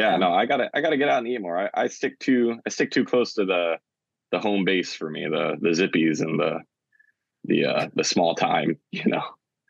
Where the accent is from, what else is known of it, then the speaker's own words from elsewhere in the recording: Oahu, Hawaii, United States; I'm from Oahu